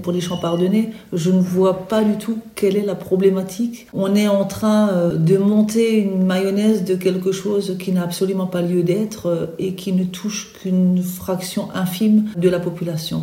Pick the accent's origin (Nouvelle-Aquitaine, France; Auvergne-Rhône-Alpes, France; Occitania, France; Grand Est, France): Grand Est, France; Alsace; Alsacienne, bien sûr, parce que je vis sur le territoire alsacien